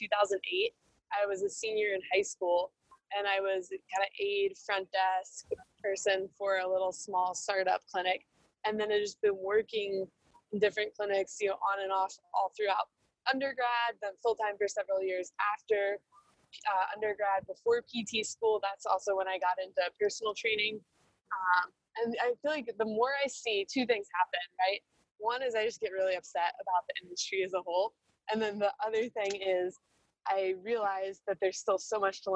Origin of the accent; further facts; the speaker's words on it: East Coast, United States; moved away; I'm originally from the East Coast